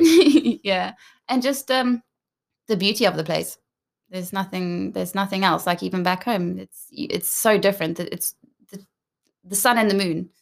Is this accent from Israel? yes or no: no; South Africa; first language English; moved away as an adult; also born or lived in Johannesburg, South Africa / Cape Town, South Africa / United Kingdom; now in Sweden; growing up in South Africa, that for us is every day.